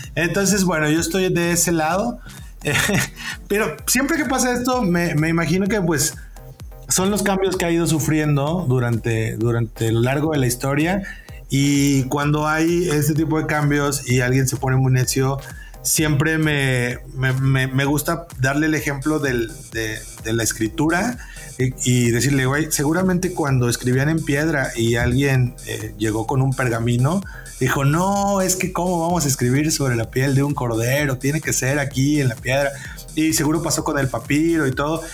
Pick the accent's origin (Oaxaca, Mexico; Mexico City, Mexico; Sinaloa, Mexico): Oaxaca, Mexico; near the border with Veracruz; also born or lived in Puebla, Mexico; now in Saltillo, Mexico; soy de Oaxaca, de la parte que colinda con Veracruz